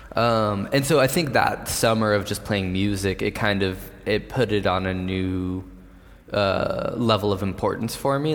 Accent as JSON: {"language": "English", "town": "San Diego", "region": "California", "country": "United States", "tie": "born or raised there", "said": "I grew up skating in San Diego"}